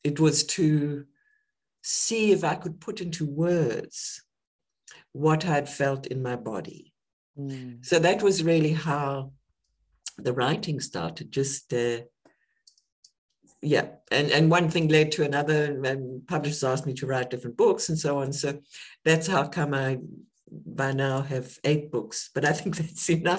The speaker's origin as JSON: {"language": "English", "country": "South Africa", "tie": "born or raised there", "also_born_or_lived": "United Kingdom", "moved": "as an adult", "said": "I was born in South Africa during the apartheid era."}